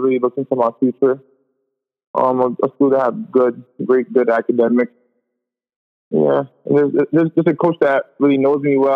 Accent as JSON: {"language": "English", "town": "New York City", "region": "New York", "country": "United States", "tie": "born or raised there", "said": "Growing up in Queens was a blessing"}